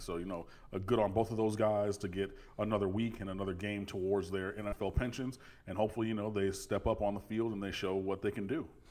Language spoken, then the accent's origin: English; Detroit, Michigan, United States; I'm from Detroit and I'm cursed with the affliction of being a Lions fan